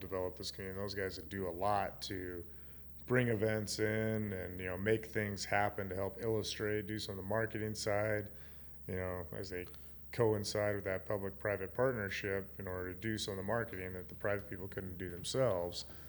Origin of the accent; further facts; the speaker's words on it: Gillette, Wyoming, United States; also born or lived in Nevada / North Dakota / South Dakota / Utah; Gillette's my hometown